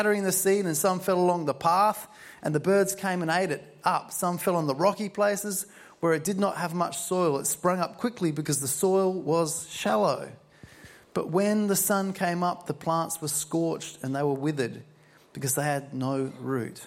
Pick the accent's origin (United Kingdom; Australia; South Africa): Australia; Murray Bridge, South Australia; I'm from Murray Bridge